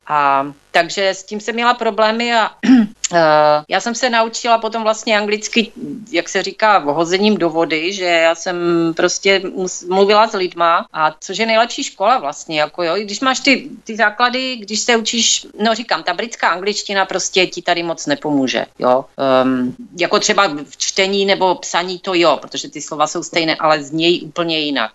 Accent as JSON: {"language": "Czech", "country": "Czechia", "accent": "Czech", "moved": "as an adult", "lives_now": "United States", "said": "bostonský akcent, ale ten já nemám, já mám pořád ten český"}